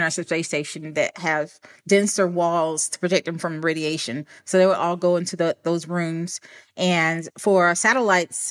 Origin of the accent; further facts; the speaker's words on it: Alabama, United States; moved away; I'm originally from Alabama and I grew up in the country